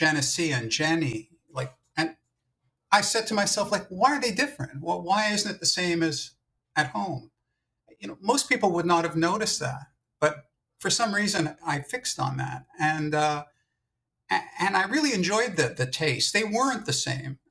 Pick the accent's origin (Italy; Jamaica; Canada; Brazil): Canada; Montreal, Quebec; moved away as an adult; now in Toronto, Canada; I'm from Montreal. I was brought up in Montreal, and I only moved to Toronto in the 1980s.